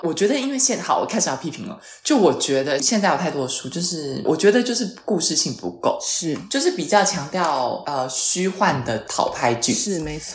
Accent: Taiwan; moved away as an adult; now in Milan, Italy; 我一个台湾人

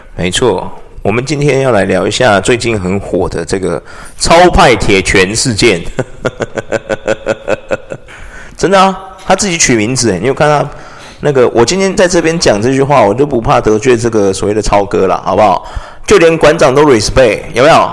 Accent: Taiwan; 我们台湾人很特别

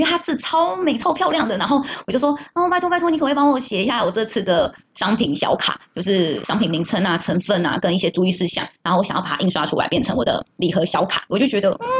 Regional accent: Taiwan; 圣诞节就是我们台湾人的节日

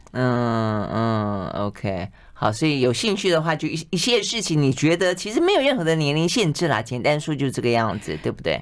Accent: southern Taiwan, Taiwan; 我是向来南部长大的

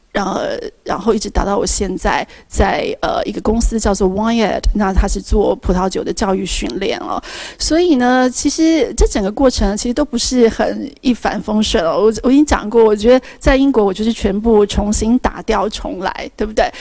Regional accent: Taiwan; moved away as an adult; now in United Kingdom; 我们台湾人

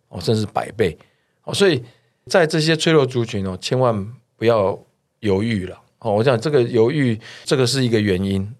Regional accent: Taiwan; 我们台湾这边或者是东亚这边，大家并不怎么排斥这个戴口罩

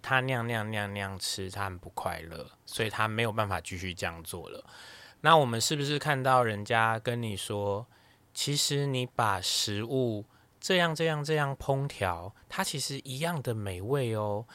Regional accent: Taipei, Taiwan; 我是台北人

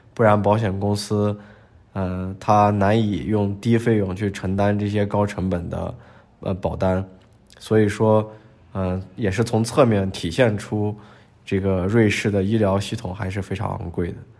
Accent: China; moved away as an adult; also born or lived in Sweden; now in Geneva, Switzerland; 我是来自中国

